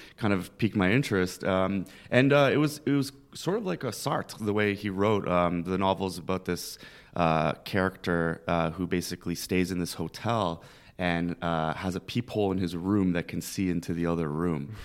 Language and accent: English; Toronto, Ontario, Canada; moved away as an adult; now in Philadelphia, United States; I grew up in Scarborough, which is kind of like it's a uh, borough of Toronto